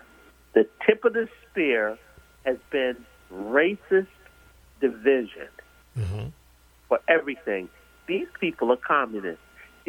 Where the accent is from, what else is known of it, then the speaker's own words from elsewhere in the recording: New York City, New York, United States; I'm a New Yorker and I'm from Queens. I'm from Queens. I'm from Trump Town, baby.